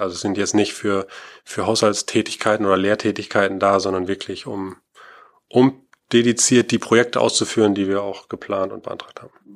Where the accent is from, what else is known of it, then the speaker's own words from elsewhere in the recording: Schloss Holte-Stukenbrock, North Rhine-Westphalia, Germany; also born or lived in Aachen / Paderborn; Ich komme hier aus Ostwestfalen-Lippe, aus Schloss Holte